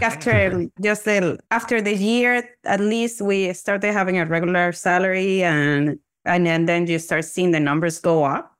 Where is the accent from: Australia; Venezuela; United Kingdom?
Venezuela; moved away as an adult; now in Toronto, Canada; I'm originally from Venezuela, and I actually graduated from dental school back then in 2005 from the Central University of Venezuela. And then I moved to Canada